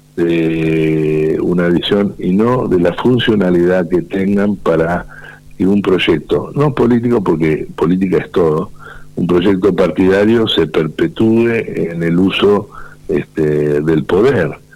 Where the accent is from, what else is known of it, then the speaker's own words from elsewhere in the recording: Mechongué, Buenos Aires Province, Argentina; de Mechonguén, en mi pueblo